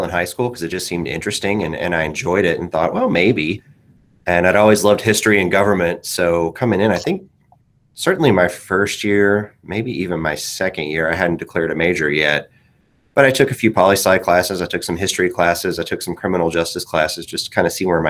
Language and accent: English; Orange, Texas, United States; I grew up in Orange, Texas